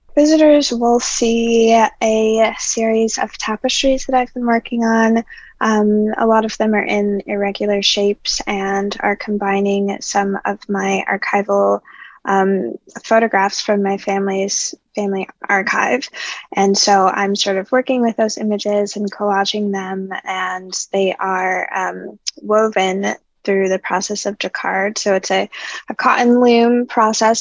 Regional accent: New Orleans, Louisiana, United States; I'm originally from New Orleans

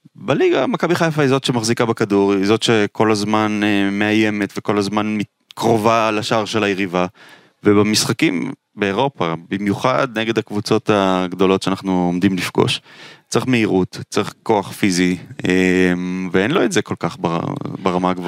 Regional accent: Israel; אני נולדתי בארץ

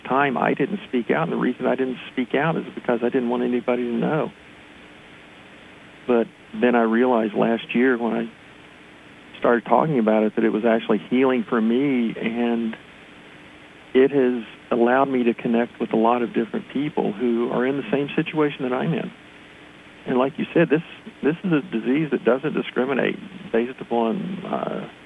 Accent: West Virginia, United States; now in Pennsylvania, United States; I'm originally from West Virginia

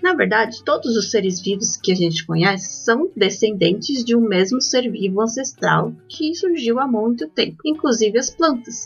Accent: Belo Horizonte, Minas Gerais, Brazil; Eu nasci em BH, estado de Minas Gerais

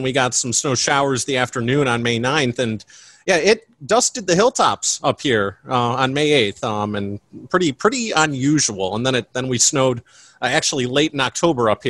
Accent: Cleveland, Ohio, United States; accent: Ohio; moved away; I am from Cleveland. Told there's an Ohio accent.

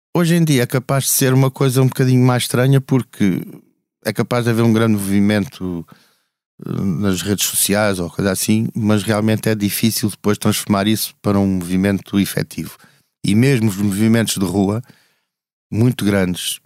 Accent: Alentejo, Portugal; moved away; also born or lived in Almada / Lisbon; eu sou lentejano

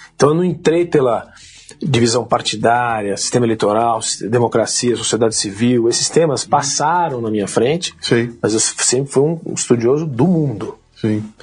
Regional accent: São Paulo, Brazil; Nasci aqui em São Paulo

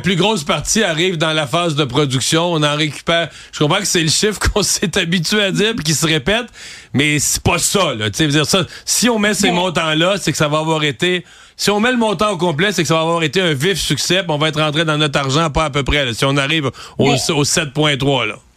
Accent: Quebec, Canada; nous, au Québec

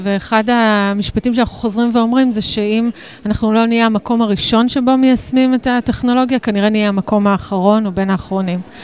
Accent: Israel; אנחנו ישראלים, אנחנו מדינה קטנה

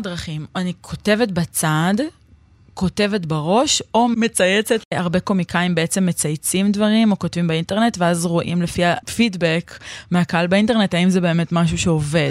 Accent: Neve Shalom, Jerusalem District, Israel; אני גדלתי בנווה שלום

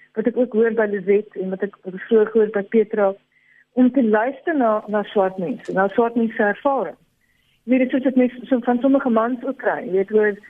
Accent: South Africa; as 'n Afrikaner

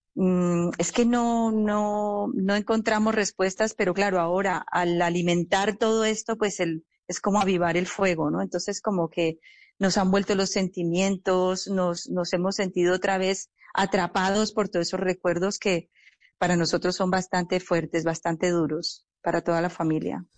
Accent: Colombia; no solamente como familia, sino también como, como colombianos

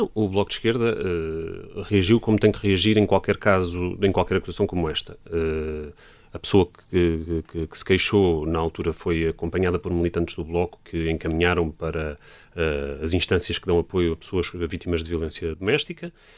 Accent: Lisbon, Portugal; Eu cresci aqui em Alvalade, que é onde estamos

